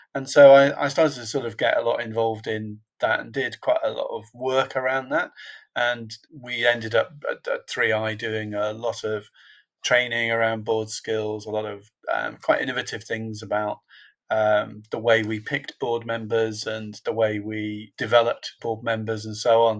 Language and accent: English; Liverpool, North West England, United Kingdom; I was born in a in a place called Toxteth in in Liverpool, which is not a natural place for board members to come from.